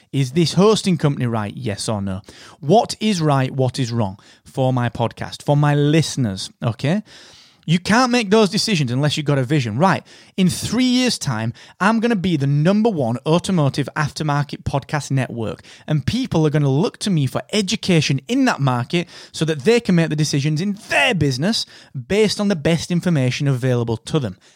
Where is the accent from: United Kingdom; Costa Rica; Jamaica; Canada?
United Kingdom